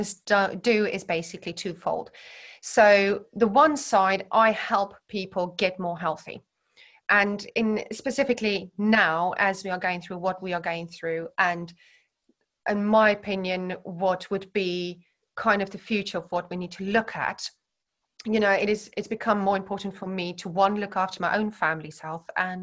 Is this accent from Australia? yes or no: no; Centurion, Gauteng, South Africa; moved away as an adult; now in Herefordshire, United Kingdom; growing up where I grew up in South Africa